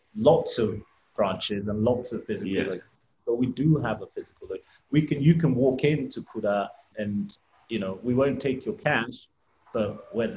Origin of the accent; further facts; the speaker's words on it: England, United Kingdom; I'm Nigerian. I was brought up in England